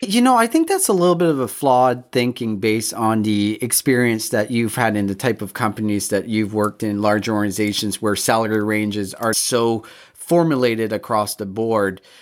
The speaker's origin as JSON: {"language": "English", "country": "Canada", "tie": "born or raised there", "said": "all three of us, we're, we grew up in Canada, we're white"}